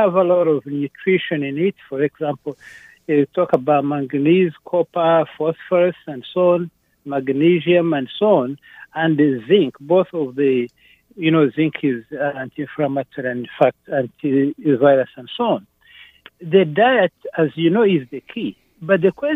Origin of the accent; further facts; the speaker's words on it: Uganda; now in United States; I'm from East Africa, Uganda.